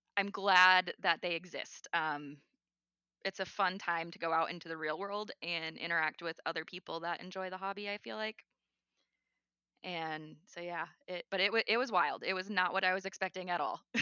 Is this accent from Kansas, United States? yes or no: no; North Dakota, United States; moved away as an adult; also born or lived in Tennessee; now in Georgia, United States; I grew up in North Dakota.